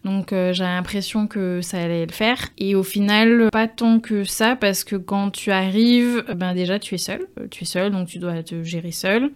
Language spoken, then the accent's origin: French; Guadeloupe; also born or lived in Ivry-sur-Seine, France / Trinidad; je suis née, à Ivry mais, mais je suis j'ai grandi en Guadeloupe